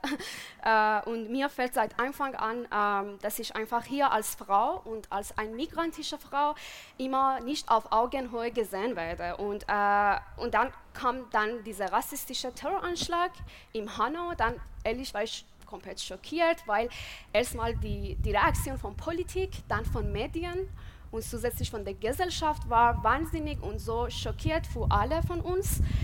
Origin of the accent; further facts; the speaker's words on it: Iran; German is a second language; moved away as an adult; now in Germany; ich bin im Iran geboren und aufgewachsen und bin seit sieben Jahren in Deutschland